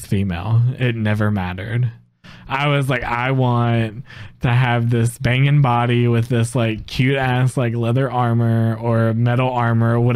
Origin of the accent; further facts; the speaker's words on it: the South, United States; we're down in the South